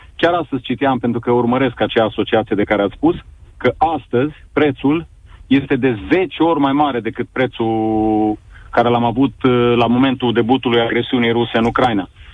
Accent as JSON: {"language": "Romanian", "town": "Sibiu", "region": "Sibiu County", "country": "Romania", "said": "eu sunt din Sibiu"}